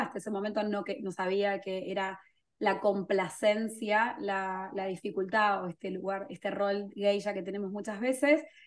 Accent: Argentina; moved away; also born or lived in England; soy argentina, pero yo vivía en Inglaterra en ese momento

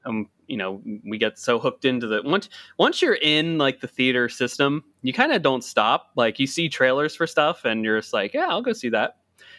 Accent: Hershey, Pennsylvania, United States; now in Washington, United States; so I currently live in the Washington DC area right now, but growing up, I grew up in Hershey, Pennsylvania.

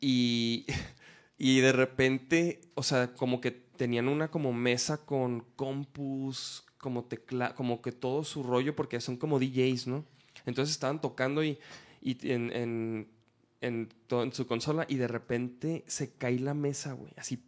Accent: Chihuahua, Mexico; moved away as an adult; now in Guadalajara, Mexico; yo soy de Chihuahua

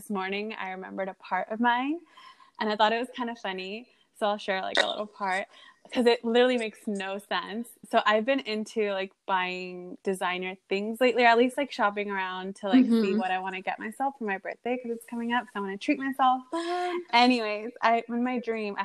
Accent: United States; I grew up in America

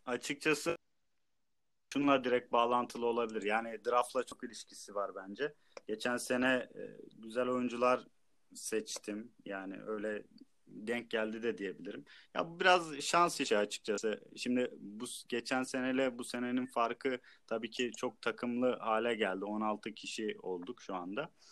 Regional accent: Trabzon, Turkey; Hometown Trabzon.

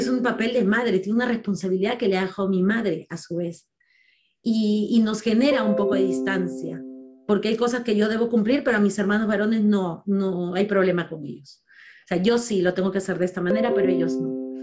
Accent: Lima, Peru; en una zona muy difícil de habitar en Lima porque en el año en que yo nací, el lugar donde yo nací era considerado en muchos casos el segundo lugar más peligroso de Latinoamérica.

